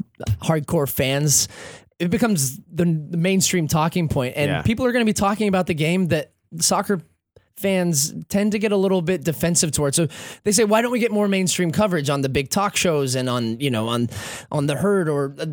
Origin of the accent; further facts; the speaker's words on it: Scotland, United Kingdom; now in United States; I was born in Scotland, and I grew up with football